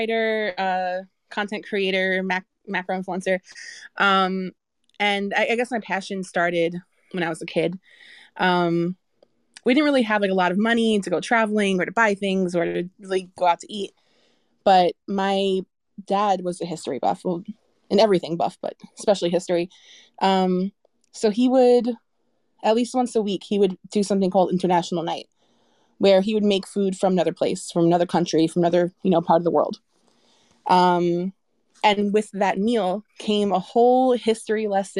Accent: New York, United States; I grew up in Brooklyn, New York

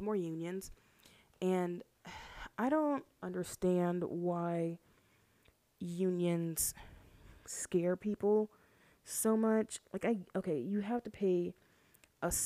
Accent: Houston, Texas, United States; I'm from Houston

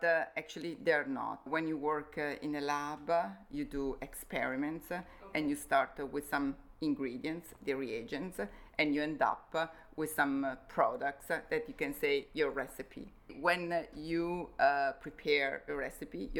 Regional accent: Como, Lombardy, Italy; moved away as an adult; also born or lived in Innsbruck, Austria; we moved to Como, my hometown

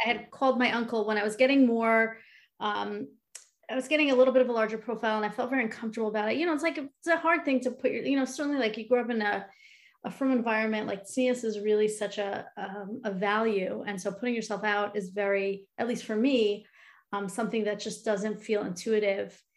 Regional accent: Long Island, New York, United States; moved away as an adult; now in Cleveland, United States; I am originally from New York, Long Island. Grew up there

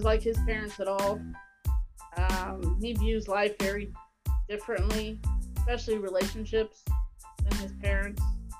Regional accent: Cincinnati, Ohio, United States; I mean, we're Cincinnati kids.

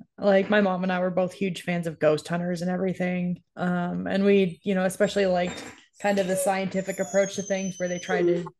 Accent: New York, United States; moved away; So where I grew up in New York, there were a lot of Amish that lived in that area.

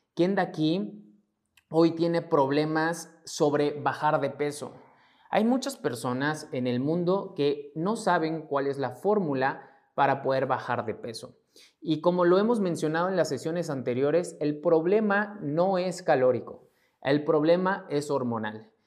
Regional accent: Mexico; mexicano, emprendedor y empresario

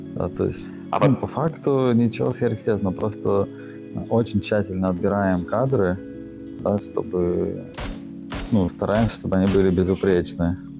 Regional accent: Saint Petersburg, Russia; я родился в Питере, и, ну, всю жизнь здесь прожил

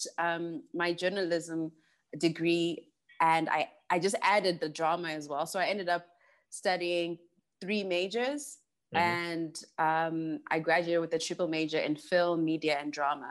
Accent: Harare, Zimbabwe; I actually wasn't born in the village, but I was born in Harare, Zimbabwe. Mm-hmm. And I grew up in a very conservative family.

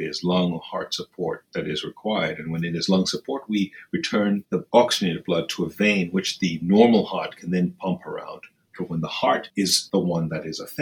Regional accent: Nairobi, Kenya; moved away; I grew up in Kenya. I was born in Nairobi, Kenya, and I went to school there, lived there

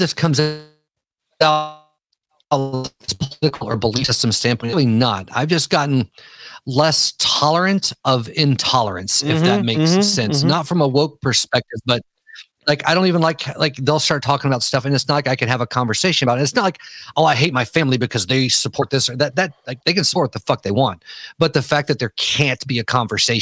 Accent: the South, United States; I'm from the South

